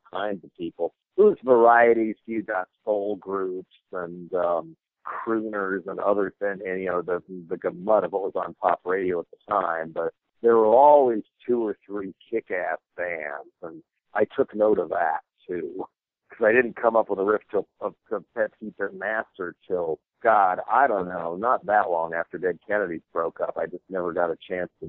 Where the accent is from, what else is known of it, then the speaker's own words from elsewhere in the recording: Boulder, Colorado, United States; I was growing up in Boulder, Colorado